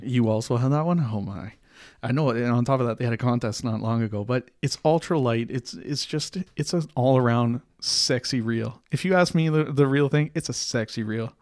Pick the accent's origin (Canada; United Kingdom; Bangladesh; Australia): Canada; We are Canadian